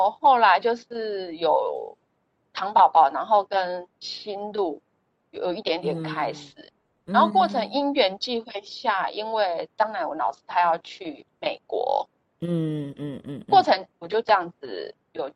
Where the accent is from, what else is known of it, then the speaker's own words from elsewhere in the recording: Kaohsiung, Taiwan; moved away as an adult; now in Hsinchu, Taiwan; 我是高雄人。